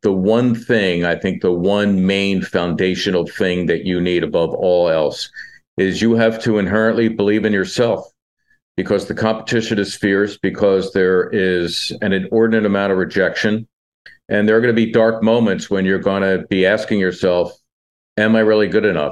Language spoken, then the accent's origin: English; Philadelphia, Pennsylvania, United States; ever since I was in junior high school growing up in Northeast Philly